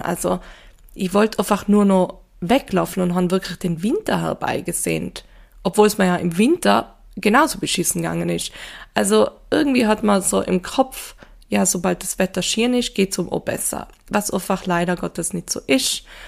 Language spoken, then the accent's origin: German; Tyrol, Austria; Ich komme ja doch aus Tirol, da gibt's ja doch viel Schnee